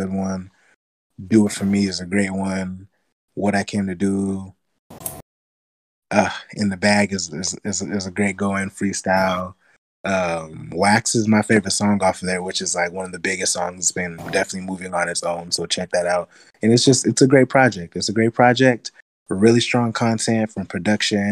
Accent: New Mexico, United States; I'm from New Mexico

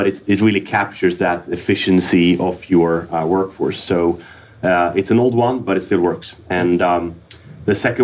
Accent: Örebro, Örebro County, Sweden; Örebro, Sweden.

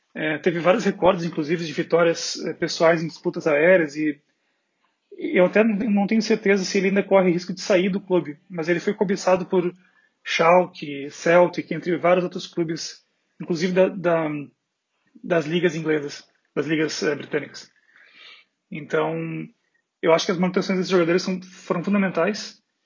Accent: Porto Alegre, Rio Grande do Sul, Brazil; now in Berlin, Germany; eu sou de Porto Alegre, moro em Berlim

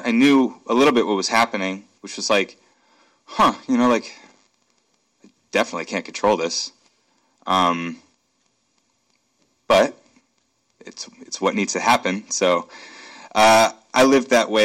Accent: Akron, Ohio, United States; now in Seattle, United States; I'm from Akron, Ohio. It's where I was born and raised in the suburbs there

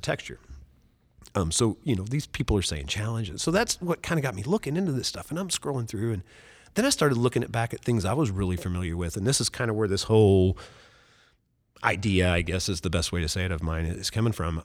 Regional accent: Oakland City, Indiana, United States; I'm from Oakland City, Indiana.

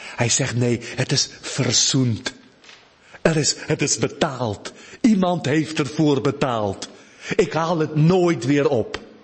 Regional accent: South Africa; Dutch is a second language; moved away; uit Zuid-Afrika

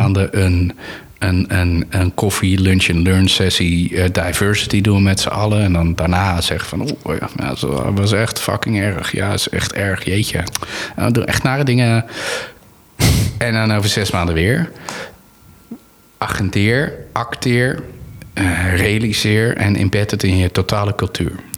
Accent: Anna Paulowna, North Holland, Netherlands; ik ben opgegroeid in Annapolona

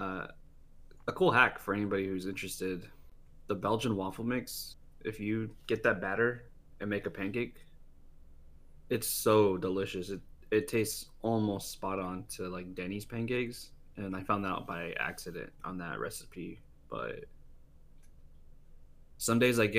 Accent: United States; I'm American

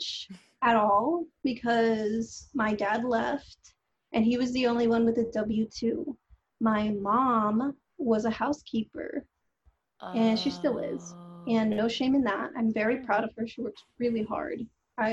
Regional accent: Los Angeles, California, United States; I was born and raised in Los Angeles to a Central American family

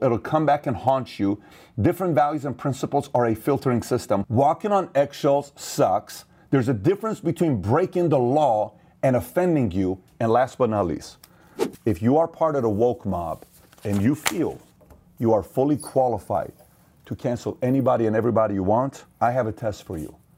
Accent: Iran; now in United States; Assyrian, born in Iran, and made in America

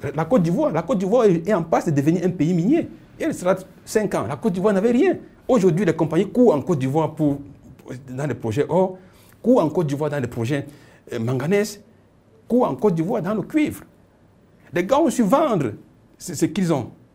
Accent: Cameroon; je suis né ici au Cameroun

